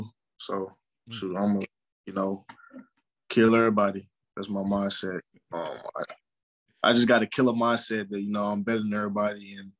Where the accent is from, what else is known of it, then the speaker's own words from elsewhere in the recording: St. Louis, Missouri, United States; being grown up in St. Louis really built me.